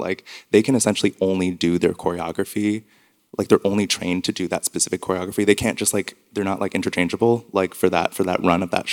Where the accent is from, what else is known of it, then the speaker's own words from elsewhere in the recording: Montreal, Quebec, Canada; And I'm from Montreal